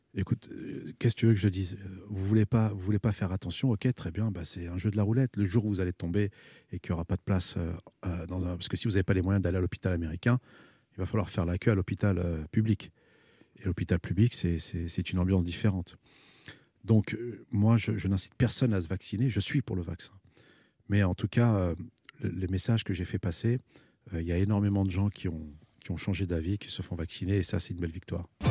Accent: France; je dis Je suis né ici, je suis un isicien

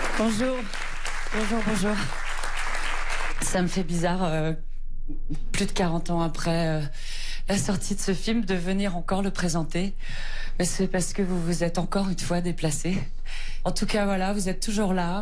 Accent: Paris, Île-de-France, France; Je suis parisienne. Euh, donc du coup, on voit Paris quand même, le Paris dans lequel je vivais

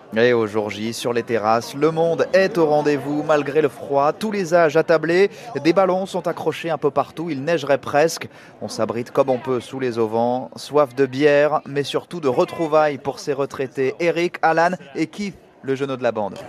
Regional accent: France; now in London, United Kingdom; chez nous en France

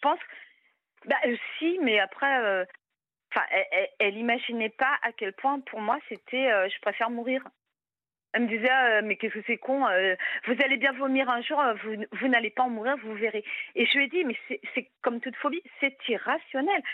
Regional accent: Brittany, France; je suis bretonne

